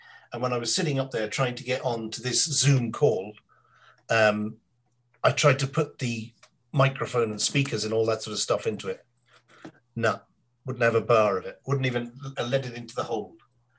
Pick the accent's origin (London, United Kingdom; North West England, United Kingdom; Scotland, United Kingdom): London, United Kingdom; born there; But I sort of lived in London, and I was born in London, so I have this kind of. It's not my accent.